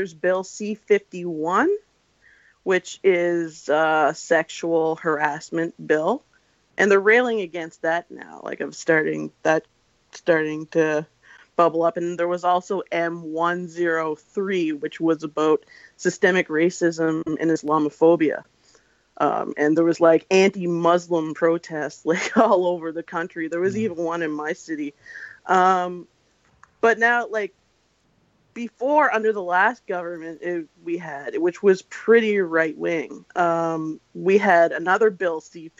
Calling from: Nova Scotia, Canada; I'm from Canada. I'm from Nova Scotia.

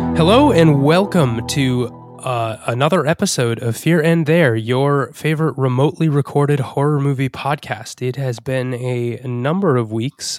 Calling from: Rhode Island, United States; I'm calling in from Rhode Island

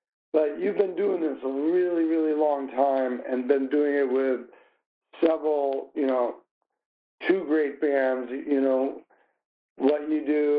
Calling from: Des Moines, Iowa, United States; I'm calling you from Des Moines, Iowa.

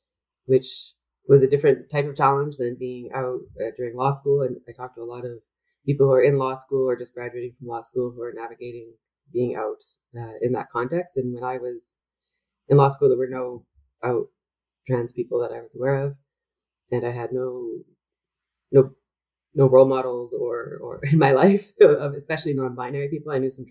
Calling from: Vancouver, British Columbia, Canada; I should mention that I'm joining you from Vancouver, which is the unceded and traditional territory of the Coast Salish peoples.

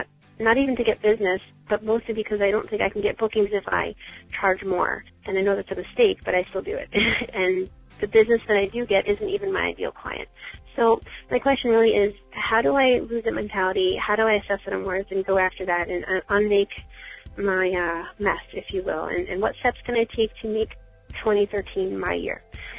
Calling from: Long Island, New York, United States; I'm calling you from Long Island, New York, and I'm actually a member of the Better Together Long Island group.

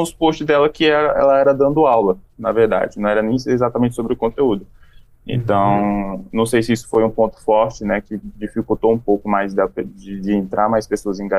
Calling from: Brasília, Federal District, Brazil; Eu sou de Brasília, do seu lado, Hugo.

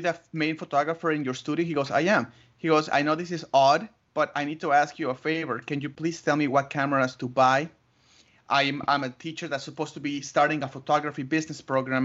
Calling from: Tucson, Arizona, United States; I'm calling you from Tucson, Arizona

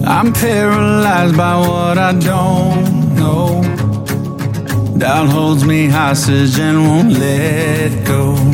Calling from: Livingstone, Southern Province, Zambia; I'm coming from Livingstone in Zambia.

